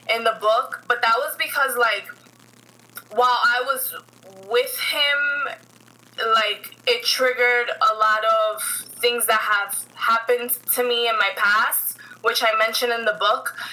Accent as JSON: {"language": "English", "town": "New York City", "region": "New York", "country": "United States", "tie": "born or raised there", "said": "I was born and raised here in the Bronx. I still reside in the Bronx. Um, my family, um, they're all from Puerto Rico, so I'm first generation here."}